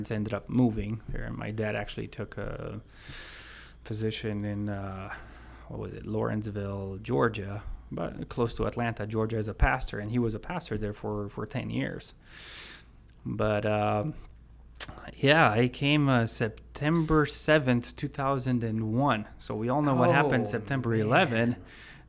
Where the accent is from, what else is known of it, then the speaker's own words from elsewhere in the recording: Romania; moved away as an adult; also born or lived in Chicago area; now in United States; I was born in Romania in 81. And let's see, 95, 96, I spent almost 1 year with my mom in the Chicago area. And then I went back to Romania, but right after graduating high school in 2001, I came back.